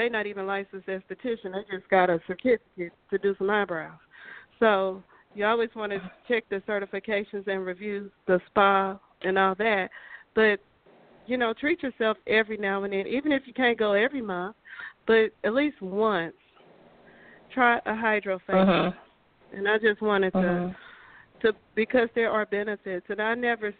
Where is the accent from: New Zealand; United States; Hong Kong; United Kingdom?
United States; Midwest; moved away; also born or lived in the South; I'm from the Midwest, so we do things a little bit different